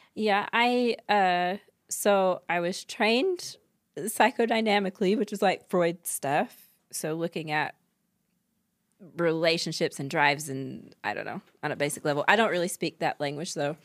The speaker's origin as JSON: {"language": "English", "region": "North Carolina", "country": "United States", "tie": "born or raised there", "moved": "yes", "lives_now": "Utah, United States", "said": "I grew up in North Carolina"}